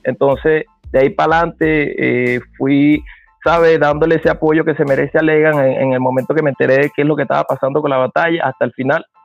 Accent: Venezuela; Nosotros somos de Carupa

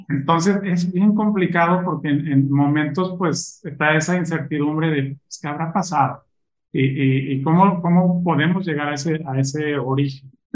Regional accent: Mexico City, Mexico; moved away as an adult; now in Monterrey, Mexico; Yo soy chilango. Ok. Este, actualmente estoy en Monterrey

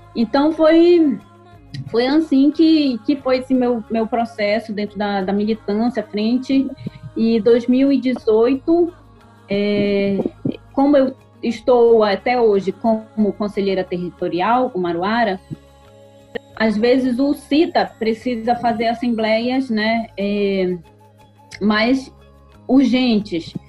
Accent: Solimões village, Lower Tapajós, Pará, Brazil; E aqui no Baixo Tapajós, né, eu sou da aldeia de Solimões, que fica às margens do rio Tapajós, na Resex Tapajós da Arapiuns

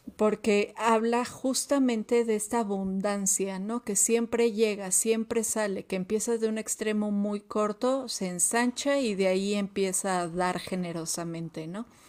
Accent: Mexico; como mexicanos

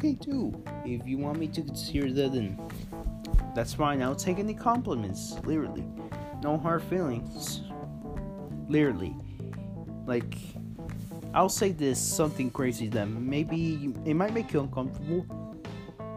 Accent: Chihuahua, Mexico; I am Hispanic, I'm Mexican. I'm fully blooded Mexican. I was born in Chihuahua, Mexico, 17 years ago

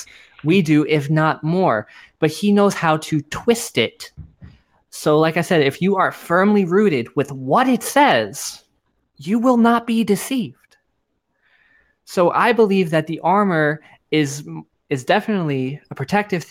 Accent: New York, United States; now in Florida, United States; I was born in New York, man. Like I should be talking like this, eating pizza, all that fun stuff.

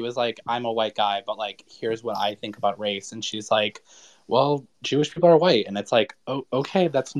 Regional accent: Toronto, Ontario, Canada; I'm from Toronto.

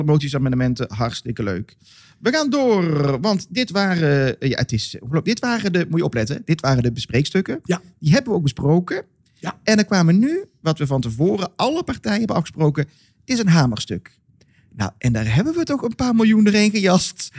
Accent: Molenschot, North Brabant, Netherlands; Vooral in Modeschot, waar ik vandaan kom

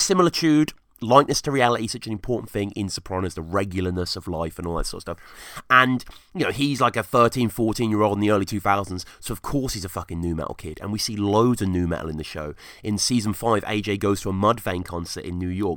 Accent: England, United Kingdom; growing up in England

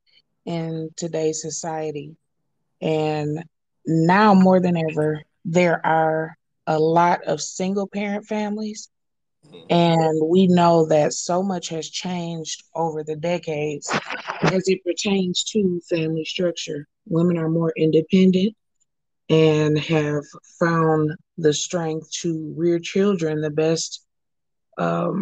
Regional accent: Flint, Michigan, United States; now in Arlington, United States; I am from Arlington, Texas, by way of Flint, Michigan

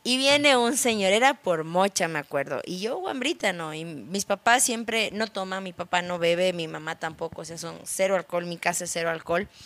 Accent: Quito, Pichincha, Ecuador; yo soy nacida en Quito

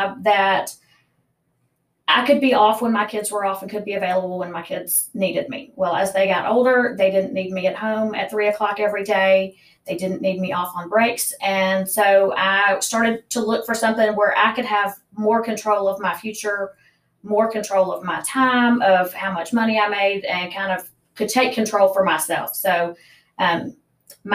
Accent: Memphis, Tennessee, United States; moved away as an adult; also born or lived in North Carolina; now in Tipton County, United States; I was born and raised in Memphis

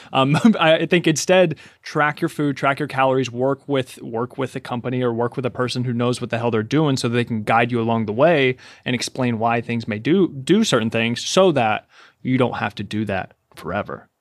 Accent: Kentucky, United States; moved away; I'm from Kentucky, and there's just, there's food everywhere

